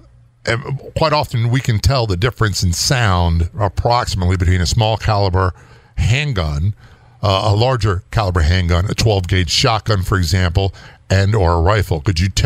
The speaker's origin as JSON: {"language": "English", "region": "East Coast", "country": "United States", "said": "I'm from the East Coast"}